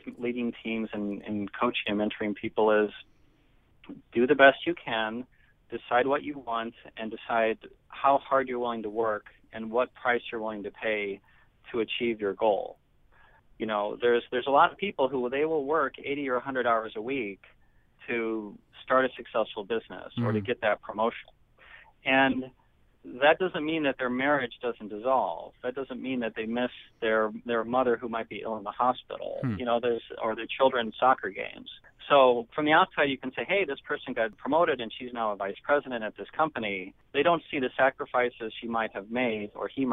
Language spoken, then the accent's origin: English; Nebraska, United States; moved away as an adult; also born or lived in Iowa; I'm from Nebraska